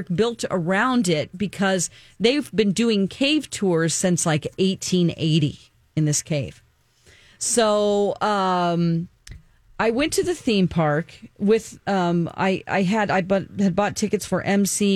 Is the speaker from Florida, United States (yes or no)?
no; Springfield, Missouri, United States; now in Minneapolis, United States; my hometown of Springfield, Missouri